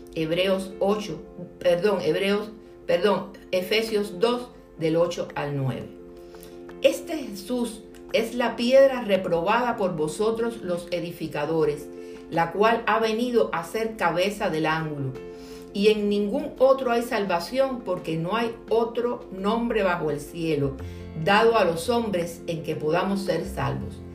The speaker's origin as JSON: {"language": "Spanish", "country": "Cuba", "said": "mi tierra cubana"}